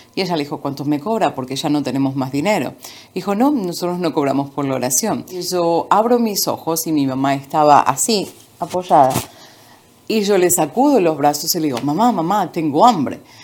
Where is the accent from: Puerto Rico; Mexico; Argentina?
Argentina; Buenos Aires; moved away as an adult; now in Florida, United States; Nací en Buenos Aires, Argentina. Nací en un pequeño pueblo y a los dos años y medio ah, nos mudamos a la ciudad de Buenos Aires. Ahí vivimos a los 26 años me mudé aquí a Estados Unidos, Florida